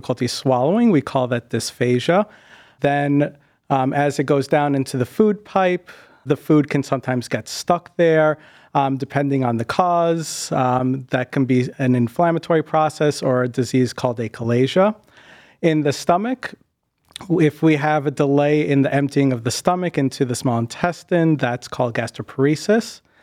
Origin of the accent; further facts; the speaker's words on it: Boston, Massachusetts, United States; moved away as an adult; also born or lived in Westchester / New Haven; now in Cleveland, United States; I'm originally from the Boston area, grew up there and spent most of my time there